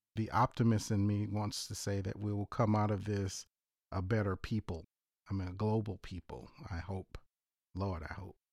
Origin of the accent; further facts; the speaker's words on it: South Louisiana, United States; moved away; also born or lived in Ithaca, New York; That comes from the Creole in me. So, South Louisiana.